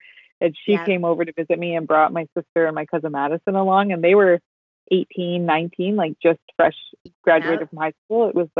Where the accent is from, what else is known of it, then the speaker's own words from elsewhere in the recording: Canada; now in Vancouver, Canada; We're all from Ireland, but I was like, my family's pretty Canadian. I think I did ancestry.com and it was like, we've all lived up the Southwest for I think 5 generations.